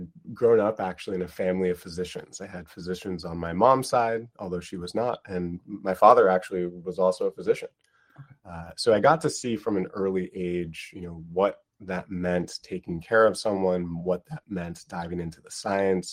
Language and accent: English; Seattle, Washington, United States; moved away as an adult; also born or lived in Minnesota / Cambridge, England / Stanford / Bethesda, Maryland; now in San Francisco, United States; I grew up in Seattle